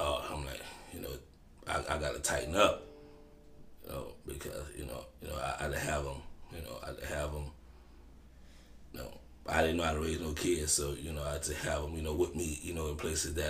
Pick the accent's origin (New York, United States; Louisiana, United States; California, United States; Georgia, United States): Louisiana, United States; New Orleans; I'm from the Ninth Ward Desire housing project.